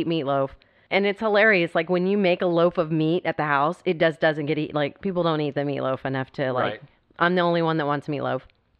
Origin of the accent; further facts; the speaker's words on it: Austin, Texas, United States; We're Texas, we're Austin. Mm-hmm. Austin, Texas, the capital of Texas is Austin. We're very Texan here.